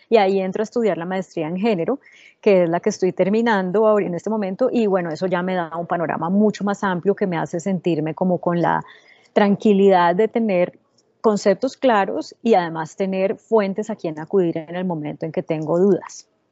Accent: Colombia; moved away as an adult; also born or lived in United States; cuando yo regresé a Colombia hace 10 años, después de vivir en Estados Unidos 8 años trabajando en CNN en español

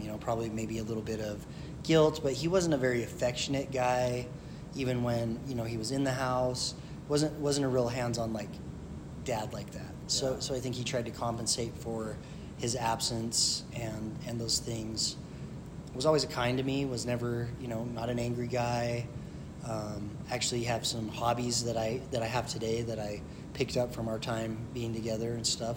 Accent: Kaysville, Utah, United States; also born or lived in St. Louis / Denver; I grew up here in Utah. Uh, was an army brat, you know, at a young age

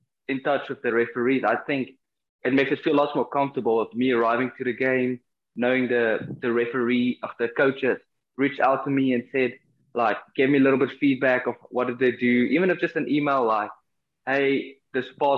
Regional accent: South Africa; moved away as an adult; now in Florida, United States; I come from South Africa

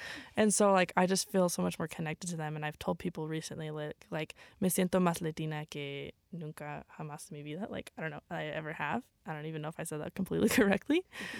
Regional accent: United States; I was born here in the United States, like I was saying, like growing up for the longest time.

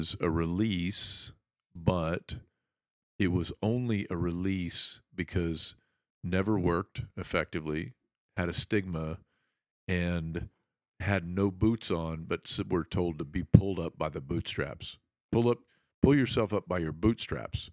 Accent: Muskogee, Oklahoma, United States; I grew up in Muskogee, Oklahoma

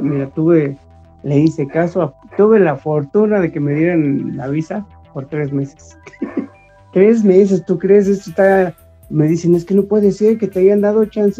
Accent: Mexico; así somos los mexicanos

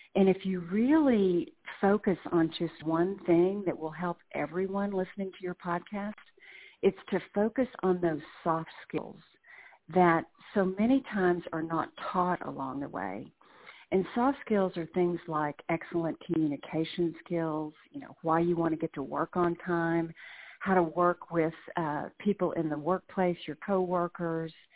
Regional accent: Dallas, Texas, United States; moved away as an adult; also born or lived in Birmingham, Alabama; now in Alabama, United States; I was born and raised in Dallas lived there my entire life

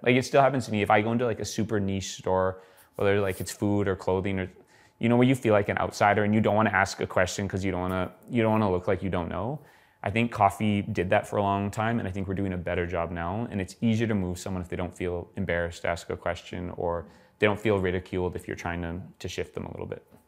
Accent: Edmonton, Alberta, Canada; now in Calgary, Canada; I moved moved to Calgary, I'm, I'm originally from Edmonton

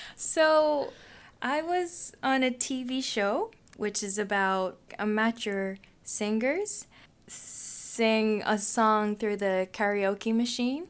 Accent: Tokyo, Japan; English is a second language; moved away as an adult; now in Canada; I'm from Japan, Tokyo, Japan

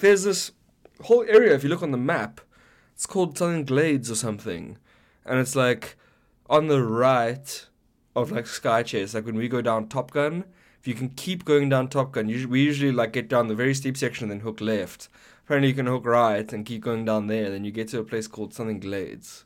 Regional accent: South Africa; now in Canada; as a South African

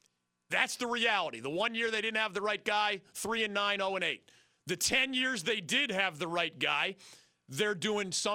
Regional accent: United States; I am a red, white, and blue American

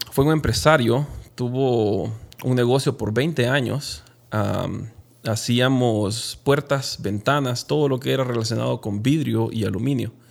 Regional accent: Honduras; moved away as an adult; also born or lived in Guatemala; now in Utah, United States; dejar mi carrera universitaria en Honduras y empezar todo de nuevo acá

